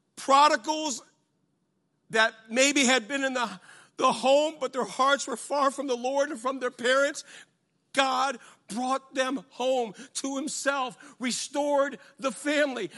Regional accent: United States; I'm from America

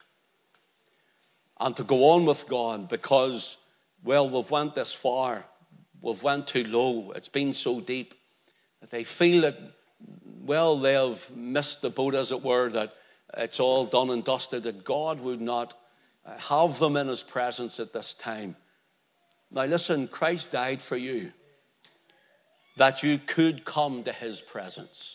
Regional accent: Belfast, Northern Ireland, United Kingdom; when I was growing up in Belfast, there used to be a tick man came around

